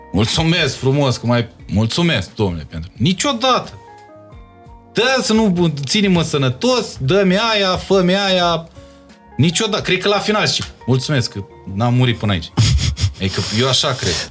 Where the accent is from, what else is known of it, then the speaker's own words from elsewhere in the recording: Bacău, Bacău County, Romania; moved away as an adult; now in Bucharest, Romania; Dacă am venit de la Bacău